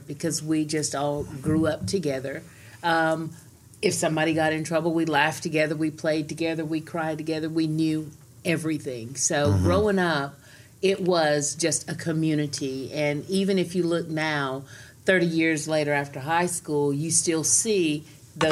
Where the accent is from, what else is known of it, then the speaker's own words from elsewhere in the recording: Cleveland, Tennessee, United States; growing up on 8th Street